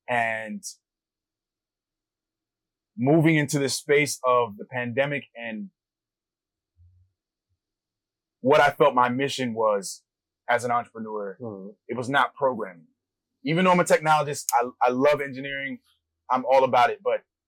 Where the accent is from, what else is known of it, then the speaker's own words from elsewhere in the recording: Maryland, United States; now in Los Angeles, United States; I grew up in Maryland from the East Coast and moved out here in 2015.